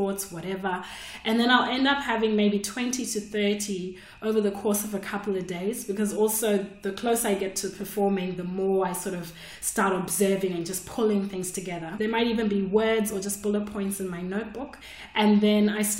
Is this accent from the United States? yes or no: no; Australia; I just emailed the club, hey, I'm from Australia. Can I come and do 5 minutes?